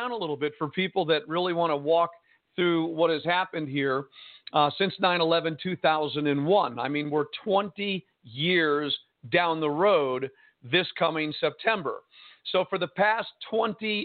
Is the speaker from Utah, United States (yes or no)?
no; Jersey City, New Jersey, United States; also born or lived in San Diego, California; now in Arkansas, United States; I was born and raised in Jersey City, New Jersey